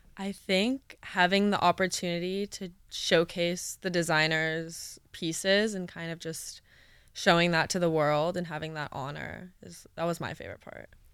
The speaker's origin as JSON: {"language": "English", "town": "New York City", "region": "New York", "country": "United States", "tie": "born or raised there", "moved": "yes", "said": "my hometown, New York City"}